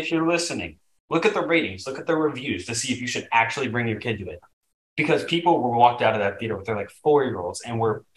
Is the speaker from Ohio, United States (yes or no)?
yes; Cincinnati, Ohio, United States; I'm over here from Cincinnati, Ohio